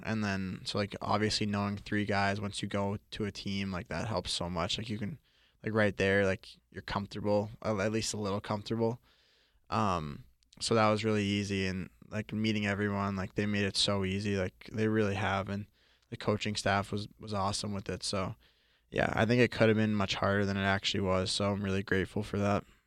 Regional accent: Boston, Massachusetts, United States; also born or lived in Florida; growing up in Boston

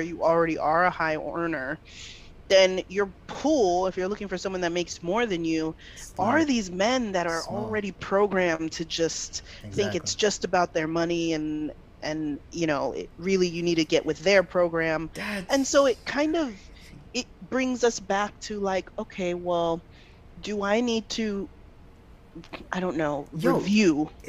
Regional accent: Nigeria; I mean, and especially being Nigerian, like, we are used to seeing these big old Bella Naija weddings.

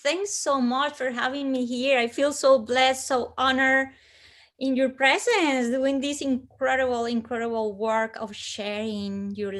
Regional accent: Bogotá, Bogotá Capital District, Colombia; because I am from Colombia, I come from hot weather country. But Bogota's high up in the Andes, almost 10,000 feet.

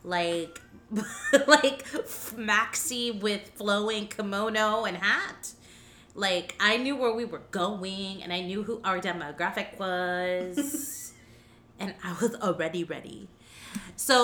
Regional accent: Miami, Florida, United States; From here. Born and raised.

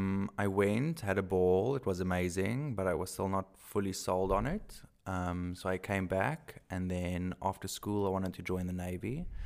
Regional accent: South Africa; accent: Afrikaans; English is a second language; I'm so Afrikaans. I'm going to be so horrified when I listen to this and hear my accent.

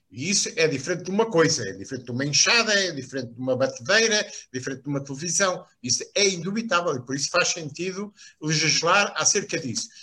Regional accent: Lisbon, Portugal; also born or lived in Beira Alta; Embora não tenha sido criado na província, fui criado numa zona eh, de Benfica

